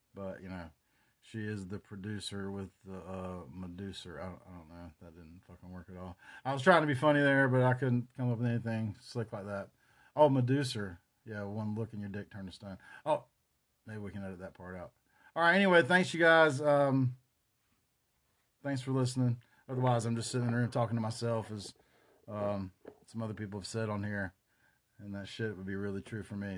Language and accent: English; Chapel Hill, North Carolina, United States; also born or lived in Durham, North Carolina; I grew up around Chapel Hill